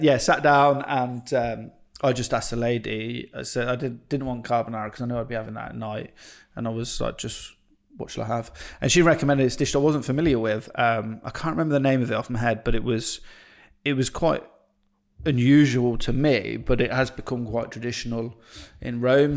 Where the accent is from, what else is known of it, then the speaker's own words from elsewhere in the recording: Stratford-upon-Avon, West Midlands, United Kingdom; I'm from, uh, Stratford upon Avon